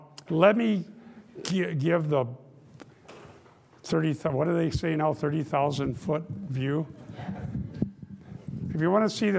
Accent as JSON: {"language": "English", "region": "Iowa", "country": "United States", "tie": "born or raised there", "said": "And I grew up in Dutch Reformed Northwest Iowa"}